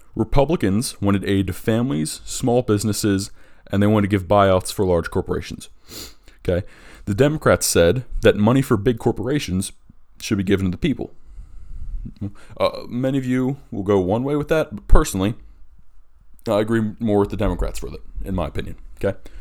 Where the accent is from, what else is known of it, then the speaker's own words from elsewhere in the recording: Delaware, United States; in my home state of Delaware